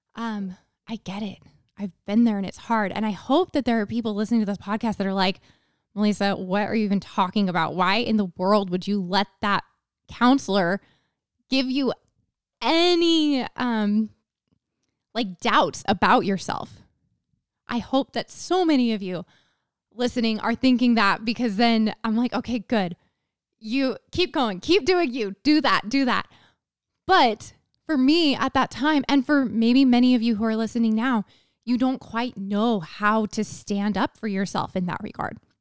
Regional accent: Texas, United States; moved away as an adult; also born or lived in Utah; I grew up in Texas. So I went to high school in Texas

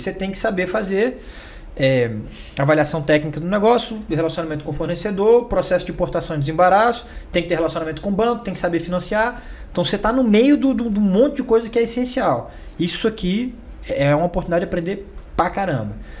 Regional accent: Brasília, Federal District, Brazil; also born or lived in Goiânia; eu nasci em Goiânia, mas sempre é, morei em Brasília

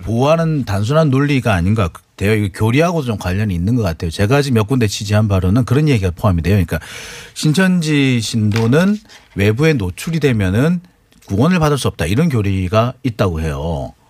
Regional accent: Busan, South Korea; 제가 부산 출신이고 제 가족들 다 부산, 경남, 대구, 경북 다 사세요.

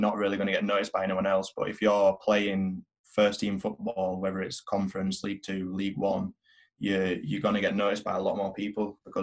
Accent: England, United Kingdom; I'm English. I can play for England.

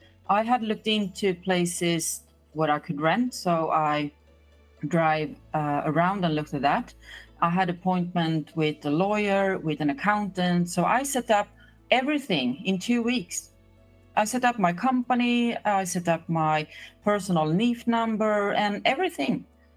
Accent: Sweden; moved away as an adult; now in Portugal; I moved here from Sweden 2020.

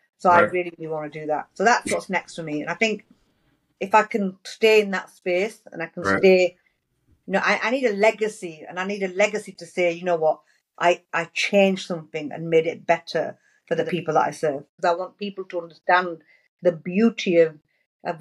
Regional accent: Bradford, Yorkshire and the Humber, United Kingdom; But I'm from Bradford. Yeah. And I've lived in Bradford and I care about Bradford and it's my city

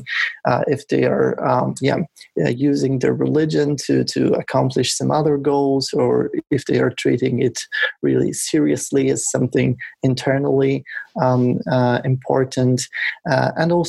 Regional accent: Poland; I come from Poland, and we were doing this research in Poland

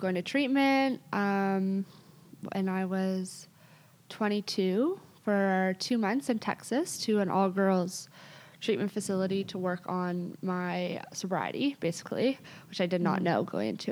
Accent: Toronto, Ontario, Canada; I grew up in Toronto

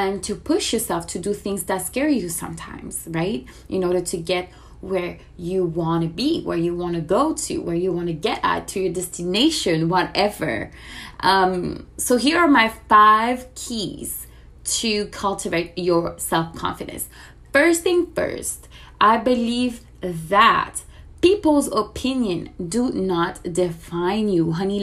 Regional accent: France; moved away as an adult; now in Miami, United States; I am originally from France. I moved to Miami about 4 years ago

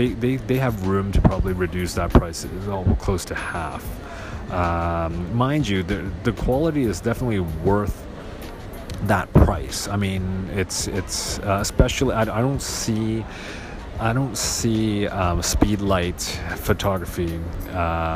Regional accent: Hong Kong; I'm from Hong Kong

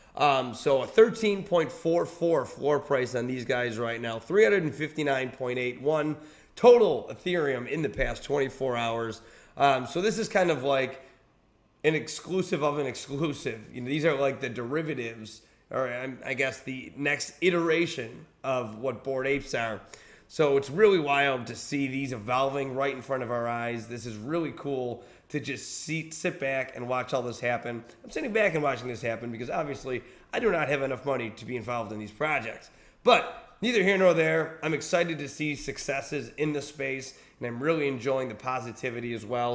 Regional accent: Buffalo, New York, United States; moved away; I was in Buffalo, New York, my hometown

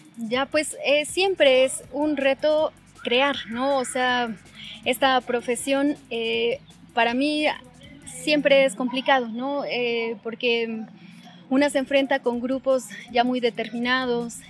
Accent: Toluca, State of Mexico, Mexico; yo nací en el Estado de México, en Toluca

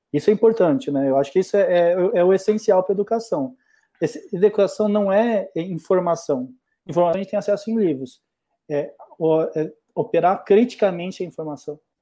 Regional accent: Brazil; also born or lived in Germany / Londrina / Rio Claro / New Zealand; Eu não sou brasileiro, sou nascido na Alemanha, mas tampouco tenho pais alemães, meu pai é tcheco e minha mãe é brasileira. vivo no Brasil desde

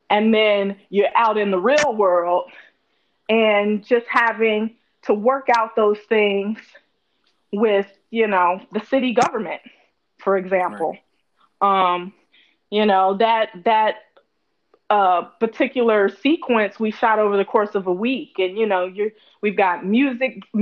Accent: Gary, Indiana, United States; I'm from Gary, Indiana, where it wasn't too much to do, but there was a movie theater

